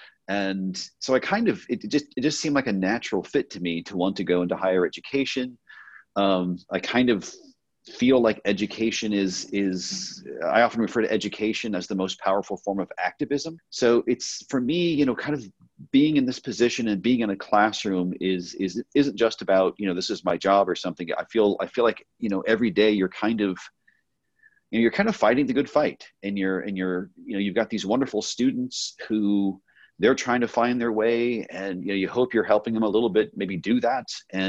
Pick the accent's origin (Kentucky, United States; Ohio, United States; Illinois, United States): Ohio, United States; born there; also born or lived in Texas; now in California, United States; Born in Ohio, so I have Midwestern roots. Father was in the military, so moved around a lot. Spent a little time in Texas for undergrad and grad. And then I came to California